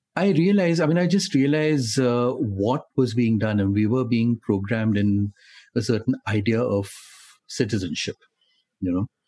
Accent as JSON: {"language": "English", "region": "Delhi", "country": "India", "tie": "born or raised there", "said": "I grew up in Delhi and uh, studied in Delhi"}